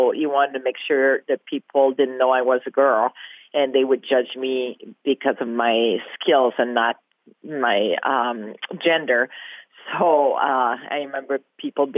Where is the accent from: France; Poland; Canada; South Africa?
Canada; Quebec; Growing up in Quebec, obviously, I had two brothers